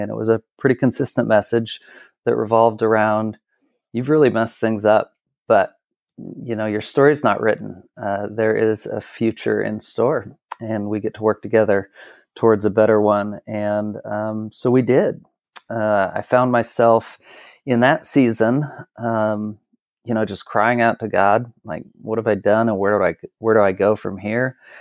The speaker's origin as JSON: {"language": "English", "town": "Kennewick", "region": "Washington", "country": "United States", "tie": "born or raised there", "also_born_or_lived": "Portland / Texas", "said": "So I am from Kennewick, Washington, where I live now."}